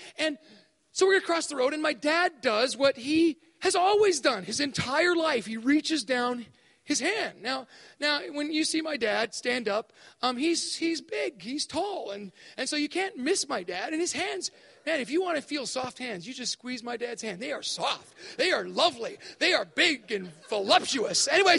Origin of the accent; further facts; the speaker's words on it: Thailand; But we grew up in Thailand, and so my dad modeled for me at a very early age what it was like to have faith